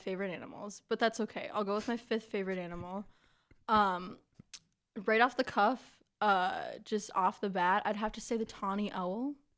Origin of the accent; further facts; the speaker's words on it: West Branch, United States; my hometown is kind, is West Branch